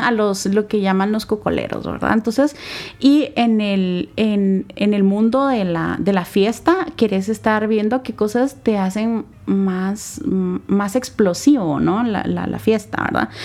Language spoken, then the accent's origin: Spanish; Santa Lucía Cotzumalguapa, Escuintla, Guatemala; moved away; also born or lived in Guatemala City; mi familia, ambos papás trabajaban en, Santa Lucía, Cotzumalguapa, que es un, lugar que está al sur del país, ¿verdad? Está, es, pertenece a Escuintla. Entonces, desde pequeña me llevan para allá